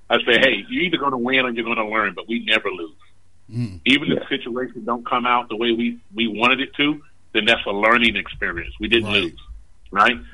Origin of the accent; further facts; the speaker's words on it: Charlotte, North Carolina, United States; I grew up in Boulevard Homes here in Charlotte